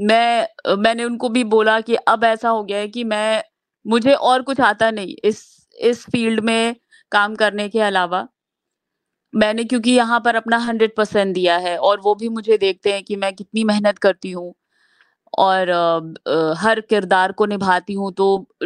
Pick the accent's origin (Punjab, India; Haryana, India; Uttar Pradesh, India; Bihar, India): Bihar, India; Bhagalpur; now in Mumbai, India; मैं भागलपुर शहर बिहार से हूँ तो वहां से मैंने बायोटेक्नोलॉजी किया है